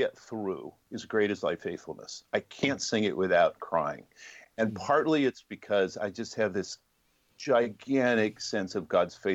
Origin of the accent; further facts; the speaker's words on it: Los Angeles, California, United States; I grew up in Los Angeles